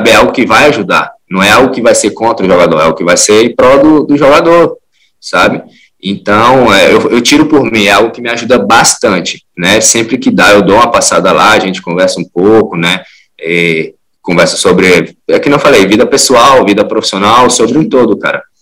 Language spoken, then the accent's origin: Portuguese; Brasília, Federal District, Brazil; also born or lived in Teresina; now in Fortaleza, Brazil; Eu sou nascido em Teresina, mas antes de seis meses meus pais se mudaram para Brasília.